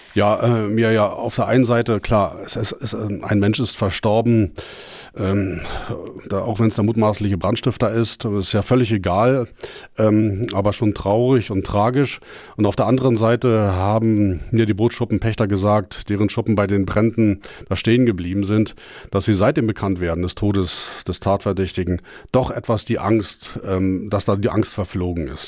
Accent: Germany; bei uns in Deutschland

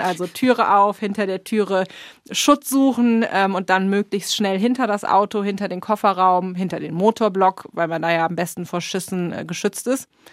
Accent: Germany; now in United States; für uns als Deutsche

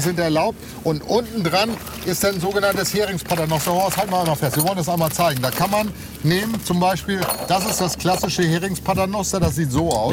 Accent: Mecklenburg-Vorpommern, Germany; hier bei uns in Mecklenburg-Vorpommern

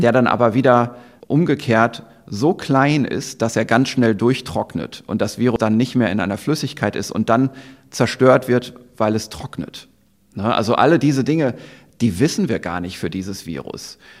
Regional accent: Germany; bei uns in Deutschland

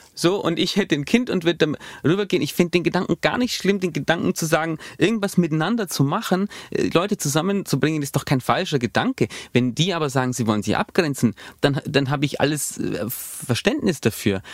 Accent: Allgäu, Bavaria, Germany; bei uns im Allgäu

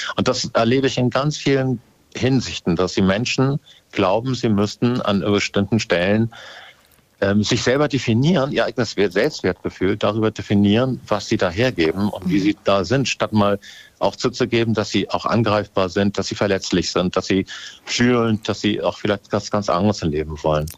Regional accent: Hamburg, Germany; ich bin eigentlich Hamburger

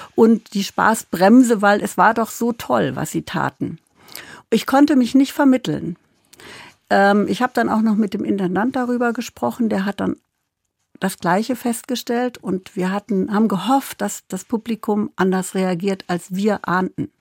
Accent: Kassel, Hesse, Germany; moved away as an adult; also born or lived in Berlin / Munich / Hamburg; ich komme ja wie du aus Kassel

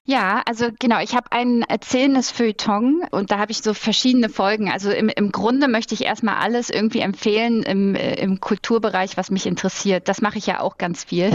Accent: Berlin, Germany; da, wo ich herkomme, aus der Platte in Hohenschönhausen

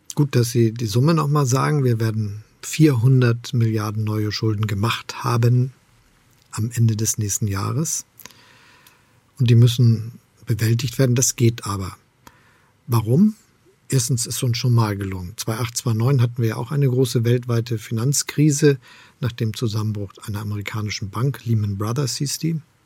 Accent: Hamburg, Germany; moved away as an adult; now in Potsdam, Germany; Ich bin gerne in Hamburg aufgewachsen und Bürgermeister gewesen. Jetzt lebe ich in Brandenburg in Potsdam

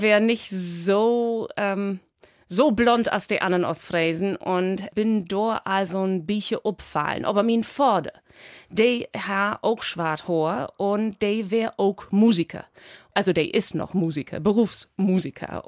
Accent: Spetzerfehn, Lower Saxony, Germany; accent: Low German (East Frisian Platt); now in Berlin, Germany; ich komme ut aus Friesland, Helgenau ut Spetzerfein, das ist Dorby Wiesmoor

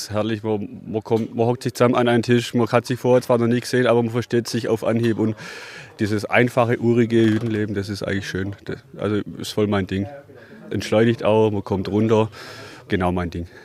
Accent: Poland; now in Germany; Das hat mich hier vor 25 Jahren halt hierher gezogen. Das hat mir gefallen, weil ich komme halt aus Polen. Und ich habe mich verliebt halt in Allgäu.

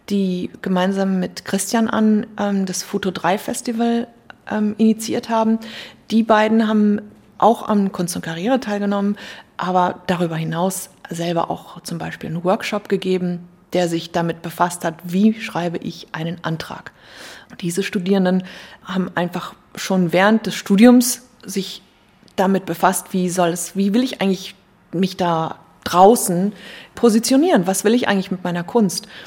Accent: Hamburg, Germany; man sieht sich hier als Hamburger schon so, man blickt von hier in die Provinz.

